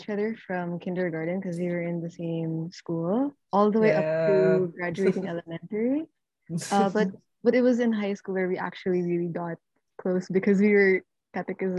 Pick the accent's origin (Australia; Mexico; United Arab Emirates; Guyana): United Arab Emirates; Sharjah; moved away as an adult; now in Philippines; I was born and raised in Sharjah, UAE